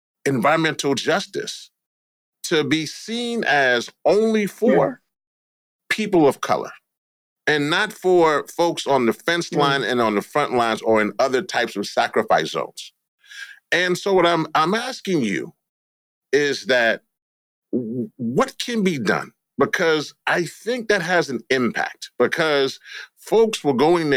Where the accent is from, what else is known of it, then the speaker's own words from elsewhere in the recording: Louisiana, United States; I'm from Louisiana